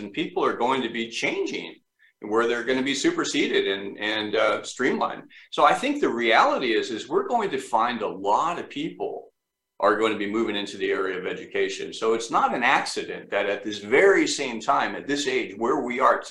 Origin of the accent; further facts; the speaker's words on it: Orange County, California, United States; moved away as an adult; now in Florida, United States; I'm born and raised in Orange County, California, and live there and love it